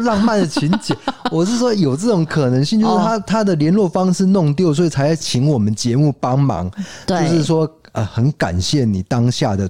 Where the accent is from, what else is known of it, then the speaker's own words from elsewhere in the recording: North, Taiwan; 然后他又问我说："在哪里读大学？"那因为我是北部人，他告诉我说："哎，要加油啊！"